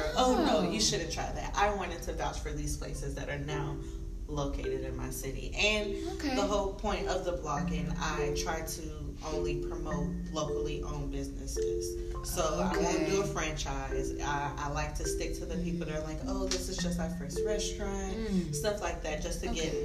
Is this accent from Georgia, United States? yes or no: yes; Atlanta, Georgia, United States; born and raised in Atlanta